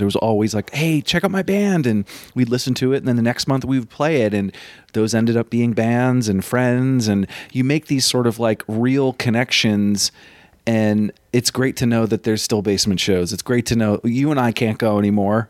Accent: Vermont, United States; I'm from Vermont.

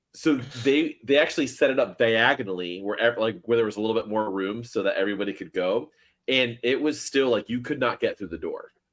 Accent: Miami, Florida, United States; moved away; I'm from, I was from Miami originally

